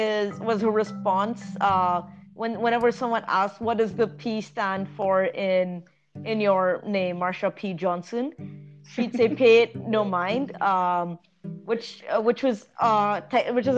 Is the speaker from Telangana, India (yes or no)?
yes; Hyderabad, Telangana, India; moved away; also born or lived in Toronto; growing up in Hyderabad